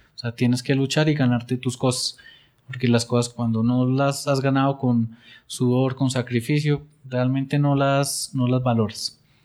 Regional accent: Pereira, Risaralda, Colombia; now in Bogotá, Colombia; yo vengo de Pereira y, ahora viviendo aquí en Bogotá

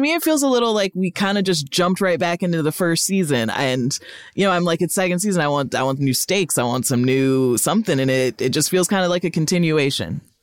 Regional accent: Rockford, Illinois, United States; moved away as an adult; also born or lived in New England; I grew up in Rockford, Illinois

